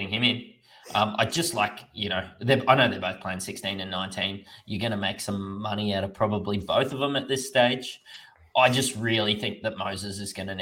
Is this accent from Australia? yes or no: yes; Queensland, Australia; as a Queenslander